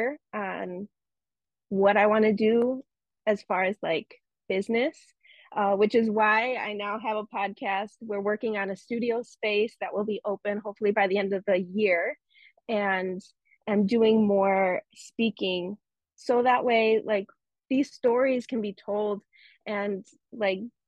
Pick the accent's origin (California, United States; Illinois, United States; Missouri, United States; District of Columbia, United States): Illinois, United States; Chicago; I was born here in the United States, in the suburbs of Chicago, and I grew up in the suburbs of Chicago in predominantly white neighborhoods, white suburbs